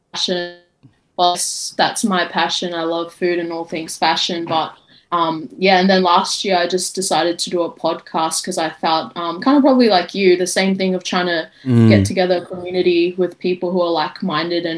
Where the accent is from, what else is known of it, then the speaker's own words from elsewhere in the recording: Brisbane, Queensland, Australia; I'm from Brisbane, Australia